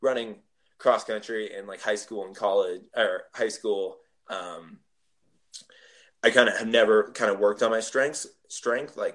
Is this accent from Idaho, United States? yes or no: no; Bay Area, California, United States; I went back home. I'm from the Bay Area